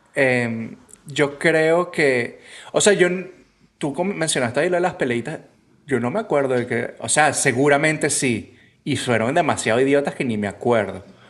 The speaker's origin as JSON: {"language": "Spanish", "country": "Venezuela", "moved": "yes", "said": "Yo cuando vivía en Venezuela"}